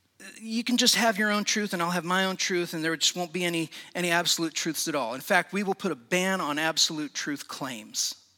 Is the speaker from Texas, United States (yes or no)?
no; Indiana, United States; I grew up in Indiana, about an hour north of Indianapolis, in a little small town.